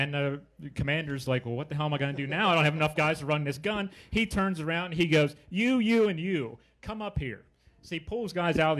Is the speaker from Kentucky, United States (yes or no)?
no; Chambersburg, Pennsylvania, United States; I grew up in Chambersburg